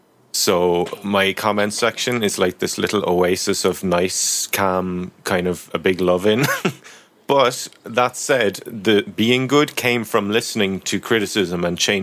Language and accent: English; Ireland; I'm Irish.